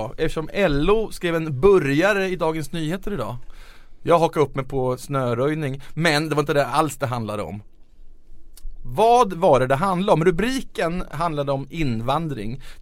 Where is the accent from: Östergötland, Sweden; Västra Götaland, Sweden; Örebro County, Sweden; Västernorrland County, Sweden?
Östergötland, Sweden; Jag är östgöte